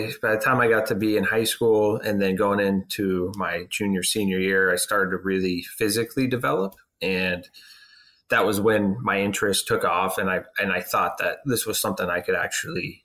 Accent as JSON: {"language": "English", "region": "Southern California", "country": "United States", "tie": "born or raised there", "moved": "as an adult", "said": "I'm from Southern California, born and raised there"}